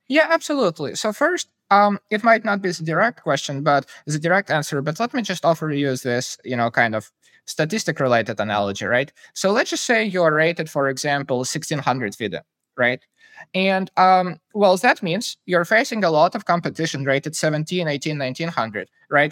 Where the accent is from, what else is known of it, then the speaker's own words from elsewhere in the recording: Kyiv, Ukraine; I grew up in Kyiv, the capital of Ukraine